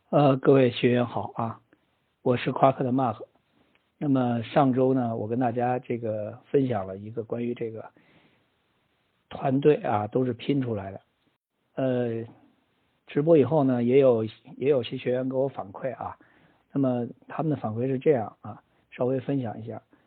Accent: China; 我们中国人呢比较喜欢这种混沌一点儿的

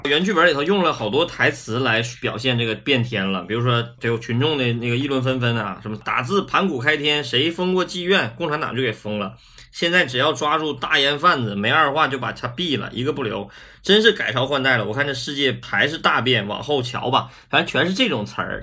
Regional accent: Northeast China, China; accent: Northeastern; 我们东北话叫游街嘛

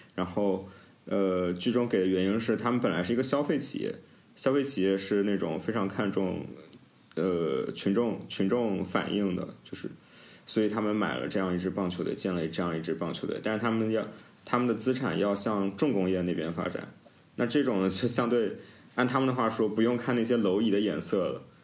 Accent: Nanjing, Jiangsu, China; 因为我是南京人嘛

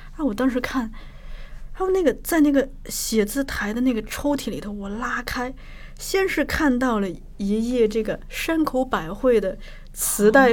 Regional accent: Shanxi, China; moved away; 我们老家山西也有过

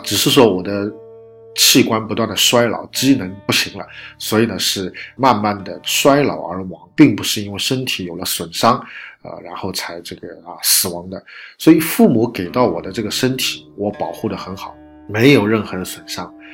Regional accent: China; 我们中国人

